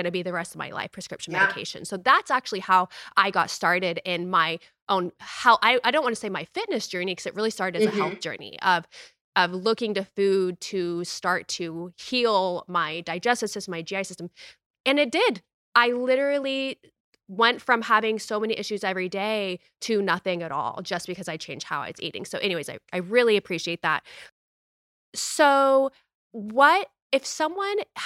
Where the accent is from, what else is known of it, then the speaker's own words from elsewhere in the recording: United States; me growing up in the United States